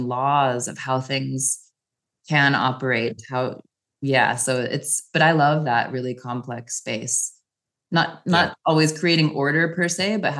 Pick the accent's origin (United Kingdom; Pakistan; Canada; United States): United States; Wyoming; moved away as an adult; also born or lived in Japan / Europe; now in Paris, France; growing up in Wyoming